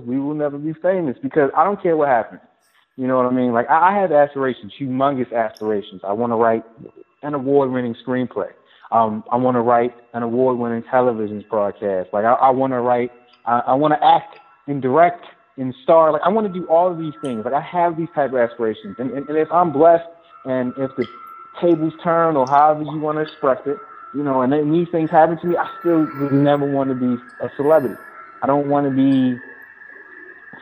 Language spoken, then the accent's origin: English; Baltimore, Maryland, United States; I'm from Baltimore, I'm a West Sider